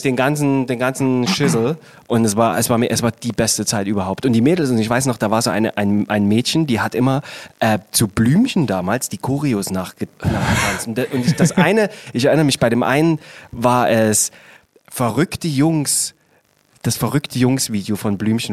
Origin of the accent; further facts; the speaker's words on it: Saxony, Germany; weil ich bin ja im schönen Sachsen aufgewachsen